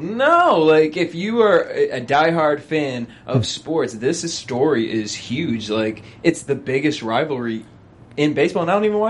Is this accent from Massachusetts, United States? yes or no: yes; Boston, Massachusetts, United States; I am from Boston.